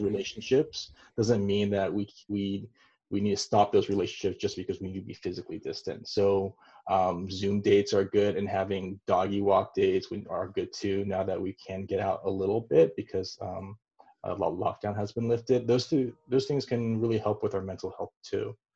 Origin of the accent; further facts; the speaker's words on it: Taiwan; moved away; where I was born in Taiwan